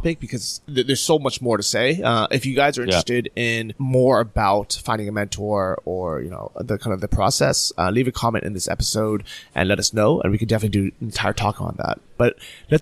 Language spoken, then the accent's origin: English; San Francisco, California, United States; moved away as an adult; also born or lived in Orange County, California / Berlin, Germany; I moved from San Francisco down to Orange County